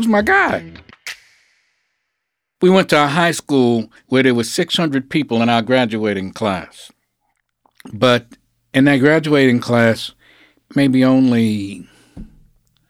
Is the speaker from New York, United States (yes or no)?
yes; New York City, New York, United States; born or raised there